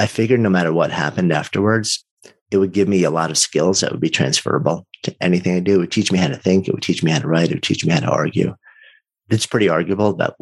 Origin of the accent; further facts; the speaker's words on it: outside of New York, United States; I grew up outside of New York, but you know, around the city a bunch.